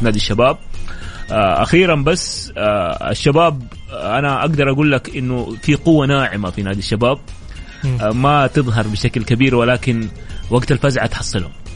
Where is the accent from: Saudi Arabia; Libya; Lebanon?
Saudi Arabia; لأننا احنا سعوديين